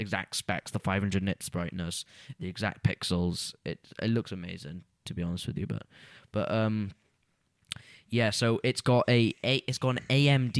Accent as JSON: {"language": "English", "town": "Pontypridd", "region": "Wales", "country": "United Kingdom", "tie": "born or raised there"}